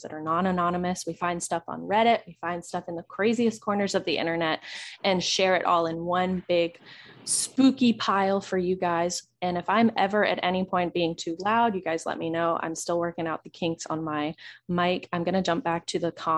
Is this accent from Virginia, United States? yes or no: yes; Virginia, United States; we're from Virginia. So we are pretty, well, I'm pretty close to the Richmond area.